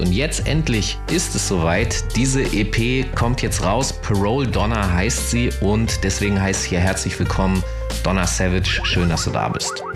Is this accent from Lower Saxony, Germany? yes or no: yes; Hanover, Lower Saxony, Germany; ich bin Hannoveraner